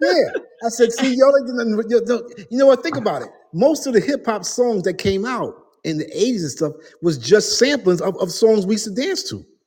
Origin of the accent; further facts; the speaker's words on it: New York City, New York, United States; I'm the guy from Harlem